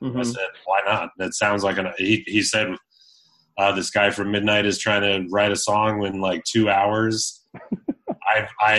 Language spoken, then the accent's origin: English; Wyoming, United States; now in New York, United States; I have people in Wyoming in my hometown